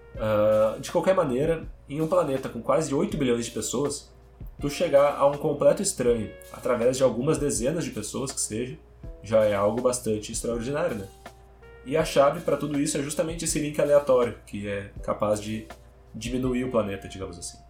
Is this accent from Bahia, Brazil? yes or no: no; Porto Alegre, Rio Grande do Sul, Brazil; Eu sou de Porto Alegre